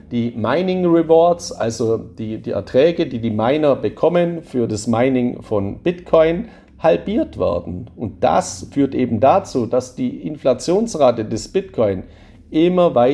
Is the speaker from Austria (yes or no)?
no; Baden-Württemberg, Germany; Ich bin ja ein Schwabe. Bei uns in Schwaben gibt es einen alten Spruch